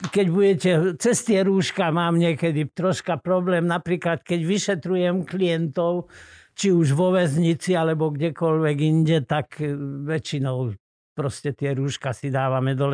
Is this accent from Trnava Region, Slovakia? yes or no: no; Hrachovo, Banská Bystrica Region, Slovakia; also born or lived in Rimavská Sobota; now in Trenčín, Slovakia; Pochádzam z Gemera, medzi Rimavskou sobotou a Hnúšťou. Je taká dedinka Hrachovo.